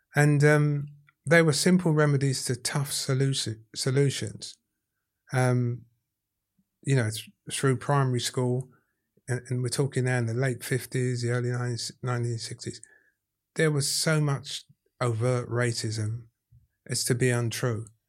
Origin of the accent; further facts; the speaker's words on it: London, United Kingdom; accent: Cockney; I'm as Cockney as Jelly Dilts.